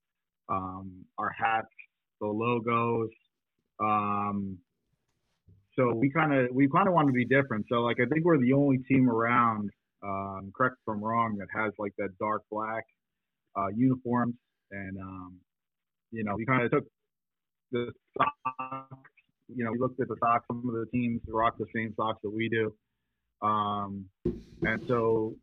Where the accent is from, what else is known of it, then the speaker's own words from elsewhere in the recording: Rhode Island, United States; I was born in Rhode Island